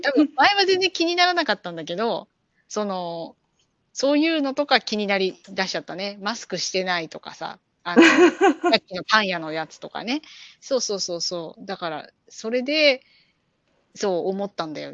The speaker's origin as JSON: {"language": "Japanese", "region": "Chiba", "country": "Japan", "tie": "born or raised there", "moved": "as an adult", "lives_now": "California, United States", "said": "私の出身地の千葉県"}